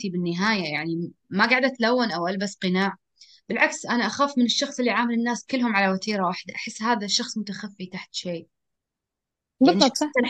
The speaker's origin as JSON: {"language": "Arabic", "country": "Syria", "said": "فهذا بالعكس يعني أنا سوري يعني"}